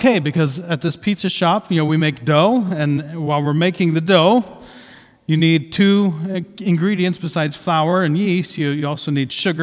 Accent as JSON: {"language": "English", "region": "Southeast Ohio", "country": "United States", "tie": "born or raised there", "said": "I grew up in Southeast Ohio, with emphasis on the South. It's very close to the bottom of Ohio"}